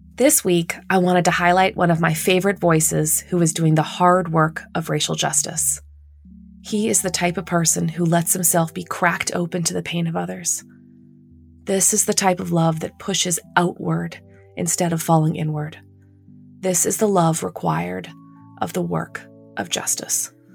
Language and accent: English; Canada; now in United States; as a Canadian